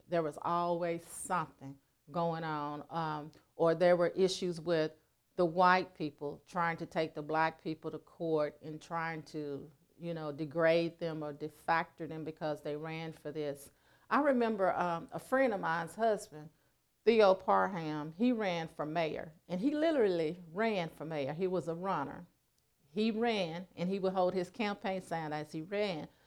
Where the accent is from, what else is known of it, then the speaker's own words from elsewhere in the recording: Helena-West Helena, Arkansas, United States; my hometown, Helena, West Helena, Arkansas